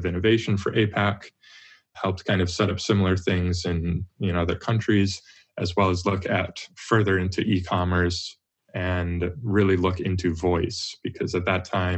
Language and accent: English; Wisconsin, United States; moved away as an adult; now in Tokyo, Japan; I grew up in Wisconsin